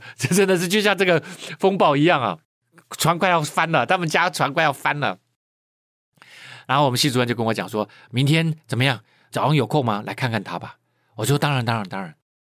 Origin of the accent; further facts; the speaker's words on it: Keelung, Taiwan; 我是在海边长大的人啊，我是基隆人啊，我很喜欢去海边游泳